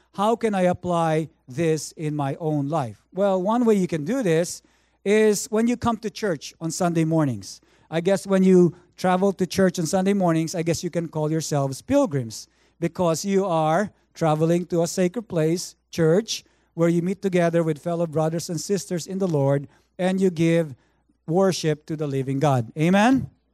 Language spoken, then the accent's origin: English; Philippines; now in Vancouver, Canada; I grew up in the Philippines